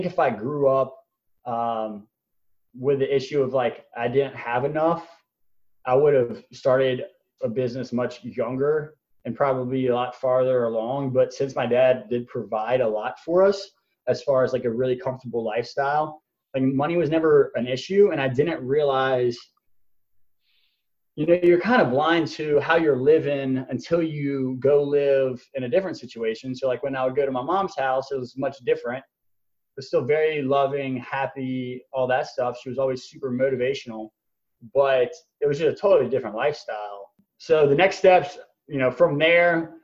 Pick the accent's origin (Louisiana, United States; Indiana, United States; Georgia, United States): Louisiana, United States; Baton Rouge; I'm from Baton Rouge, Louisiana.